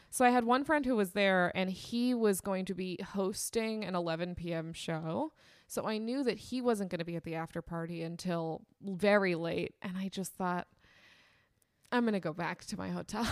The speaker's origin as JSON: {"language": "English", "town": "Temecula", "region": "California", "country": "United States", "tie": "born or raised there", "said": "I grew up in Temecula, California"}